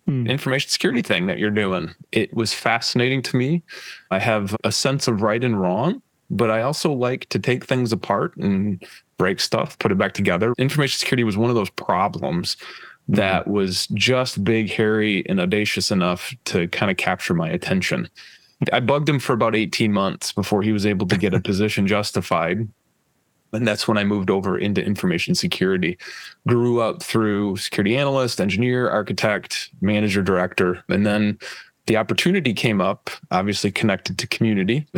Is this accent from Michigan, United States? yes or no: yes; West Michigan, United States; growing up in West Michigan